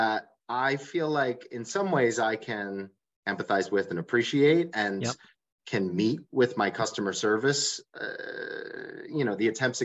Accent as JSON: {"language": "English", "area": "Long Island", "region": "New York", "country": "United States", "tie": "born or raised there", "also_born_or_lived": "Brooklyn, New York", "lives_now": "Tannersville, United States", "said": "I am from Long Island, New York. Grew up there"}